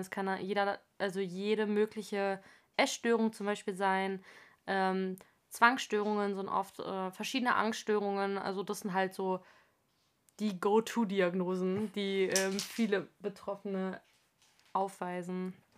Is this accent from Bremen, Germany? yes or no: no; Frankfurt, Hesse, Germany; einundzwanzig, komme aus Frankfurt am Main